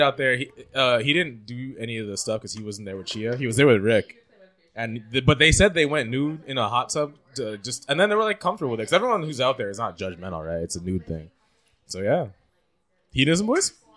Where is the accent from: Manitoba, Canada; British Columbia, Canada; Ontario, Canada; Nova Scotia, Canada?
Ontario, Canada; Toronto; our Toronto slang